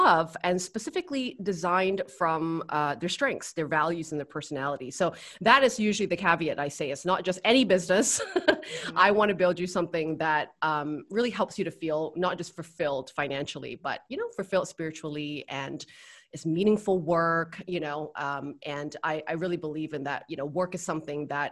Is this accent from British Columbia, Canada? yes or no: yes; Vancouver, British Columbia, Canada; moved away as an adult; now in Bali, Indonesia; I'm originally from Vancouver, Canada